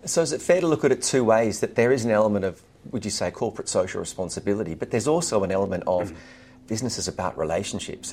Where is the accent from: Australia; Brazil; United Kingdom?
Australia; as an Australian